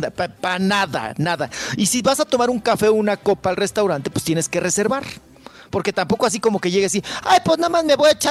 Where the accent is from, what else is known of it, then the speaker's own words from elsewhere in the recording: Mexico; Me da pena como mexicano.